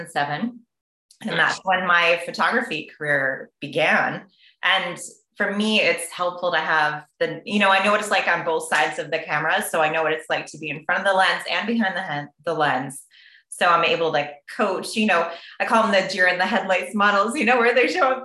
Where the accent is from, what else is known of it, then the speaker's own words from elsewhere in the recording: Rotterdam, New York, United States; I went to Mahanison, so the Rotterdam area, more Schenectady than Albany